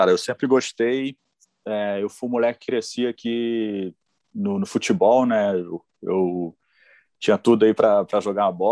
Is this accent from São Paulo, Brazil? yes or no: no; Mesquita, Rio de Janeiro, Brazil; eu e o João somos de Mesquita.